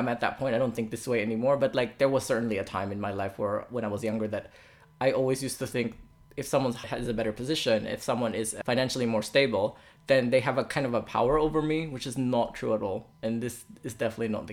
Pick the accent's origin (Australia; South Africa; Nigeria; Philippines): Philippines; moved away; in my culture as a Filipino